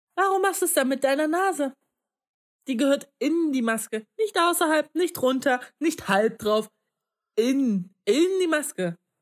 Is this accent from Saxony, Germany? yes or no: yes; Leipzig, Saxony, Germany; moved away as an adult; now in Magdeburg, Germany; ich komme ja nicht aus Magdeburg, sondern aus ähm, Leipzig